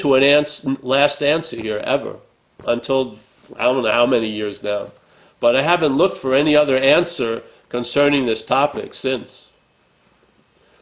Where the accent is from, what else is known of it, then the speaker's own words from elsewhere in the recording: Long Island, New York, United States; I'm from Long Island, New York, not from, you know, Calcutta